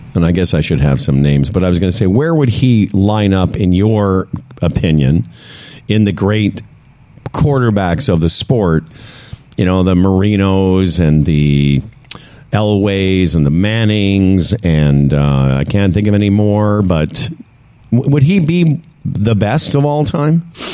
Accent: Saskatchewan, Canada; moved away; I'm from Saskatchewan originally

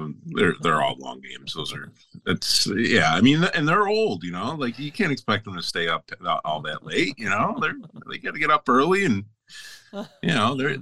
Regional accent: Grand Island, New York, United States; also born or lived in Niagara Falls, New York; grew up on Grand Island, New York

